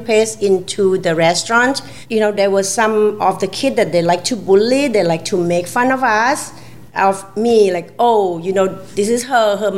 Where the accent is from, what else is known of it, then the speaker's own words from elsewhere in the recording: Trang, Thailand; moved away; I born in the southern part of Thailand in a small village. It's called Yantakao, and I come from Trang